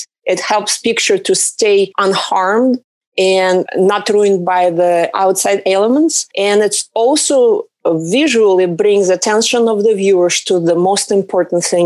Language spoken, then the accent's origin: English; Russia; English is a second language; now in Southern California, United States; originally I came from Russia. I live in Southern California right now.